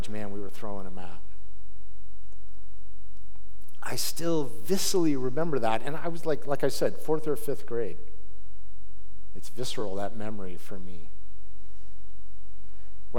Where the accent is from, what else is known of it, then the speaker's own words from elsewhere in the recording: Salt Lake City, Utah, United States; I grew up in Salt Lake City